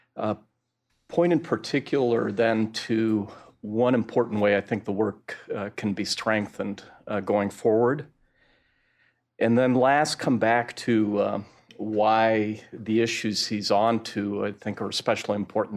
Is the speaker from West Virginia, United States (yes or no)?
no; Rochester, New York, United States; My hometown also is a great example with Kodak